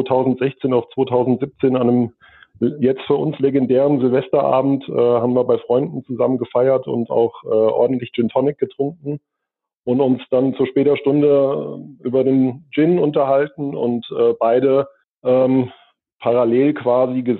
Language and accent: German; Pohlheim, Hesse, Germany; ich komme äh, auch aus der Nähe von Gießen, aus Polheim, äh, bin Baujahr 81